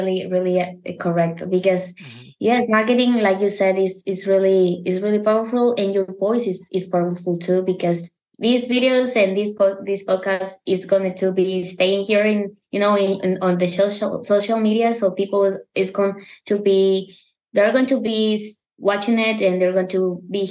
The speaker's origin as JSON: {"language": "English", "country": "Mexico", "second_language": "English", "said": "I have an accent. I'm from Mexico"}